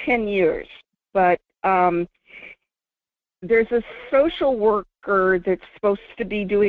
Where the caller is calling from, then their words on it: Fairbanks, Alaska, United States; from Fairbanks.